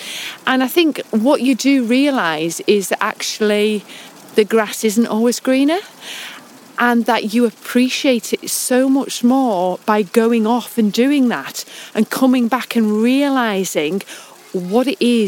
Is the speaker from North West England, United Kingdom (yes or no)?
yes; Grasmere, North West England, United Kingdom; from Grasmere Gingerbread. I'm a co-director with my husband … I am a local lass, 55 now, and we're standing in front of the church, St Oswald's, and this is where actually I was christened.